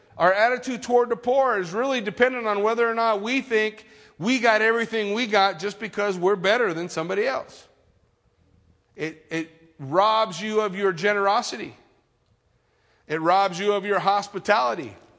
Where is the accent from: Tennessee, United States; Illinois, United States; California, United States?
California, United States; I grew up in California my whole life